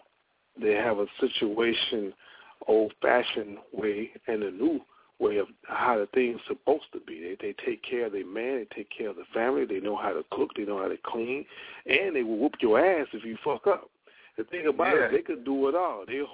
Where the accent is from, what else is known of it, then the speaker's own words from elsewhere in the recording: Louisiana, United States; I'm from Louisiana, man, and I know how we get down.